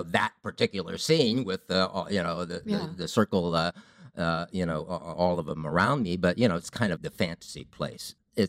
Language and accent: English; Ohio, United States; I grew up in Ohio.